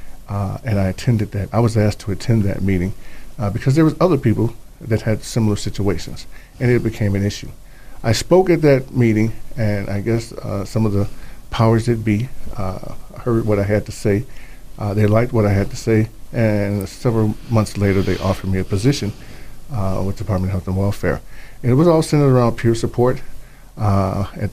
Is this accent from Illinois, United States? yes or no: yes; Chicago, Illinois, United States; now in Idaho, United States; I'm originally from Chicago.